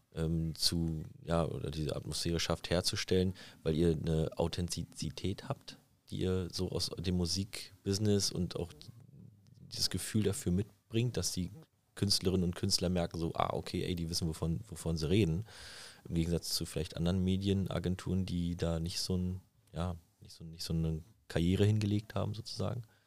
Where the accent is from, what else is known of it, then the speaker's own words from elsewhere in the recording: Berlin, Germany; ich bin in, in, in Südberlin aufgewachsen